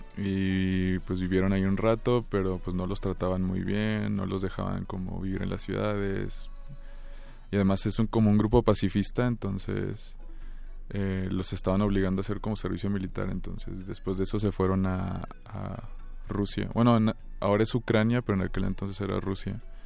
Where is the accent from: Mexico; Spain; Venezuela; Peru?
Mexico; Cuauhtémoc, Chihuahua; Yo soy de, pues, de Cuauhtémoc, Chihuahua, aunque en realidad soy más bien como de los campos menonitas, de por ahí